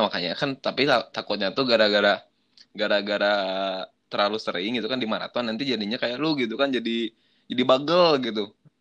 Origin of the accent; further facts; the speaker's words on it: West Java, Indonesia; gue kan orang Sunda